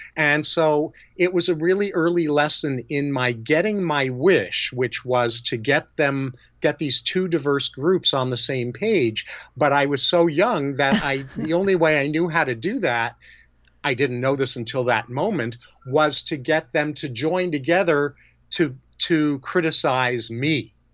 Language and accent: English; New York, United States; moved away as an adult; now in California, United States; I was born and raised in New York, and I've lived in California since 1975